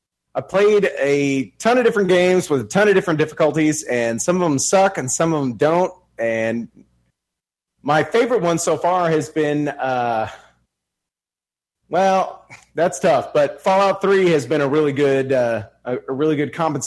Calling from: Texas, United States; Hey, guys. … from Texas.

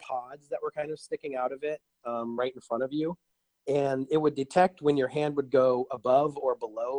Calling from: Menlo Park, California, United States; From Menlo Park.

